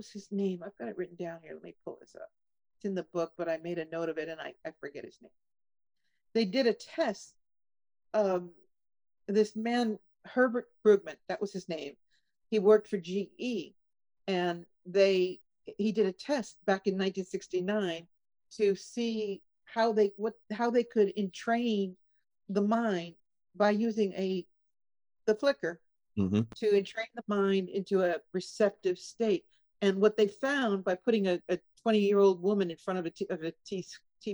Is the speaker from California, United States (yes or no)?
yes; California, United States; I grew up in California